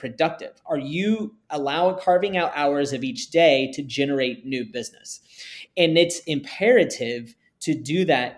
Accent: Texas, United States; I grew up in Texas

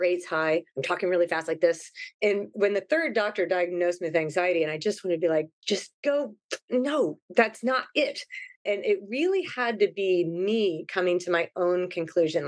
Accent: Ohio, United States; moved away as an adult; now in Hawaii, United States; So I grew up in Ohio. I was born and raised there.

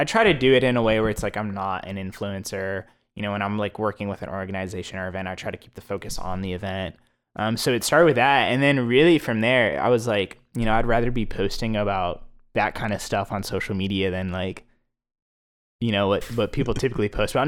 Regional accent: Plano, Texas, United States; also born or lived in Philadelphia; I grew up in Plano

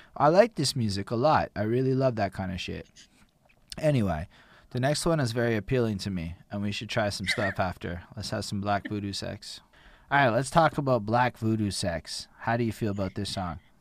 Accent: Canada

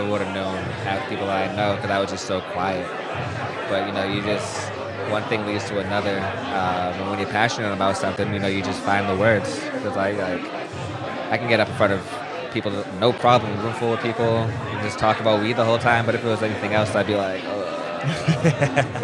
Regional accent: Quincy, Massachusetts, United States; my hometown of Quincy, Mass.

